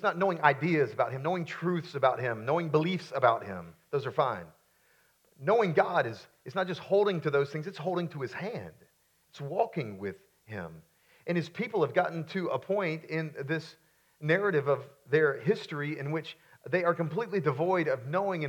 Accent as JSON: {"language": "English", "town": "Florence", "region": "South Carolina", "country": "United States", "tie": "born or raised there", "also_born_or_lived": "Myrtle Beach, South Carolina", "said": "I grew up in Florence, South Carolina, before we moved to Myrtle Beach"}